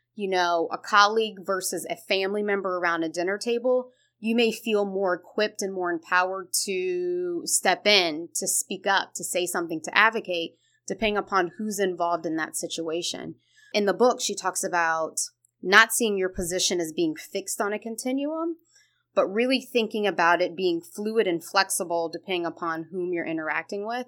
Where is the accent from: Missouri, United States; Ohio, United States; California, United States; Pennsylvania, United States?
Ohio, United States; Columbus; now in Cincinnati, United States; I originally am born and raised in Columbus, Ohio